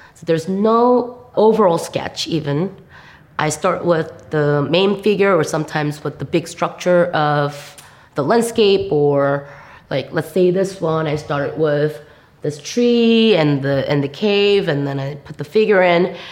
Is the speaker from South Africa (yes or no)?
no; South Korea; English is a second language; moved away as an adult; also born or lived in New York / Chicago; I'm from Korea. I grew up in Korea most of my life